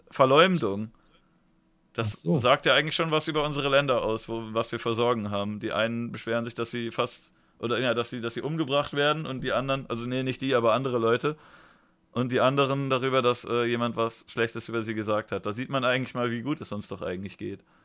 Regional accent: Germany; Ich bin jetzt in Deutschland einfach hingeplumpst

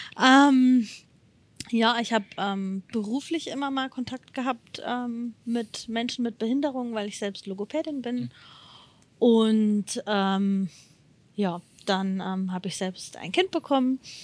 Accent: Odenwald, Hesse, Germany; ich komme aus dem Odenwald das ist in der Nähe von Darmstadt und in der Nähe von Frankfurt

